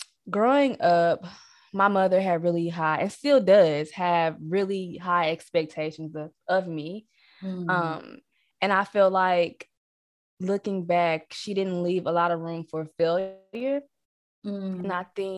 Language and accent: English; Missouri, United States; moved away as an adult; also born or lived in Texas; now in Arkansas, United States; I'm from Missouri, and I went to college here